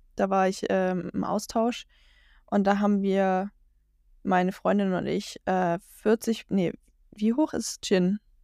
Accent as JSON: {"language": "German", "area": "Franconia", "region": "Bavaria", "country": "Germany", "said": "Ich, ich komme aus Franken, aber Franken ist in Bayern"}